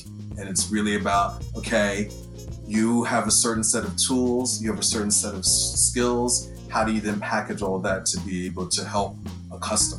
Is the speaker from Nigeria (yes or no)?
no; United Kingdom; also born or lived in United States; I'm one of the career coaches here at INSEAD in the CDC, the Career Development Center. I'm British and American. I've spent half my life in America, the other half of my life pretty much in Europe, mostly in Britain.